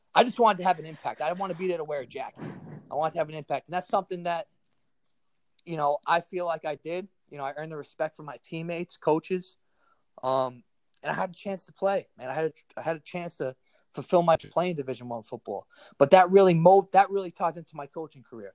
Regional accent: New York City, New York, United States; I was a kid from Staten Island

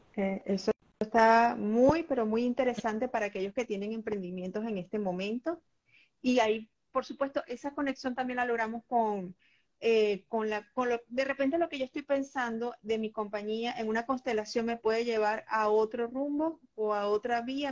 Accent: Venezuela; en mi país, en Venezuela

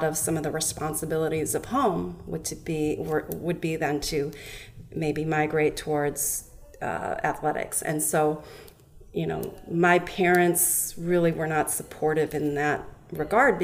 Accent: Minnesota, United States; also born or lived in South Korea; I was adopted when I was two from South Korea, and I grew up in Minnesota

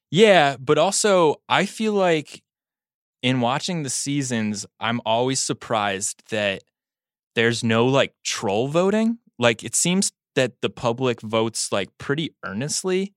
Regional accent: United States; as an American

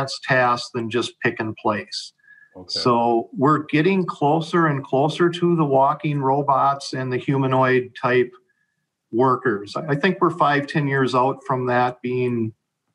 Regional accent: Savage, Minnesota, United States; I was born in Minneapolis, moved to Savage at 4, and grew up in the Savage Burnsville School District

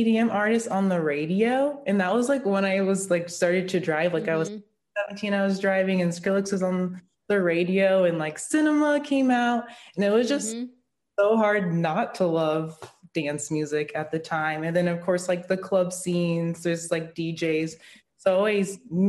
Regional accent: Las Vegas, Nevada, United States; growing up in Vegas, not being 21

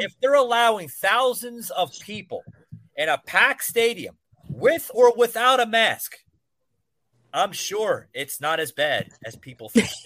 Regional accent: New Jersey, United States; moved away; my accent, I'm actually from the Northeast. I I grew up in uh, Central North Jersey

